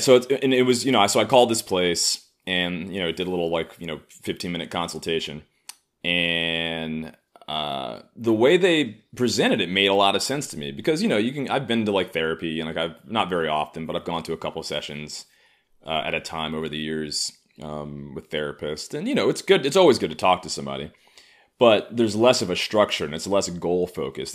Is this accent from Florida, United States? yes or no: no; New York City, New York, United States; I grew up in Harlem